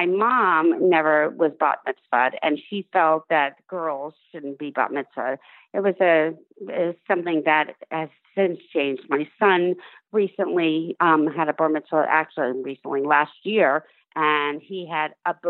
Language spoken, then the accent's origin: English; New York City, New York, United States; New York City.